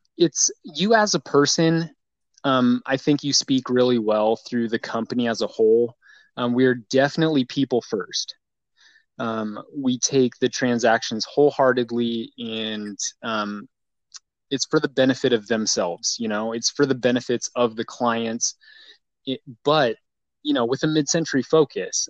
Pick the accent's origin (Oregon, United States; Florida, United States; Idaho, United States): Idaho, United States; Boise; I grew up in Boise, Idaho